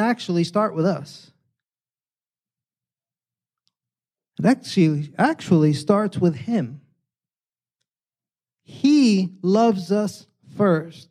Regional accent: New York City, New York, United States; now in San Diego, United States; New York City, I grew up in New York

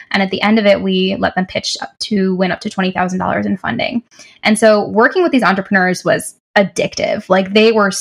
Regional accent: Canton, Michigan, United States; also born or lived in Detroit, Michigan; I am from Canton, Michigan, and I went to Wayne State University for undergrad in Detroit

